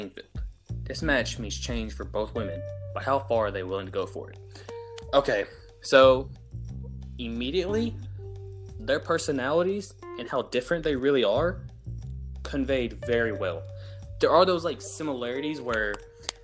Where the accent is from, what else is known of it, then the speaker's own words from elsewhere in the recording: the South, United States; accent: Southern; I'm from the South. Us in the South, we speak one language, and that's English